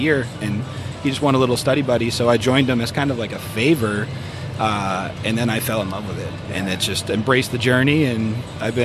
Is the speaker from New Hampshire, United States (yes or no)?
yes; New Hampshire, United States; moved away as an adult; now in Arizona, United States; I'm from New Hampshire originally.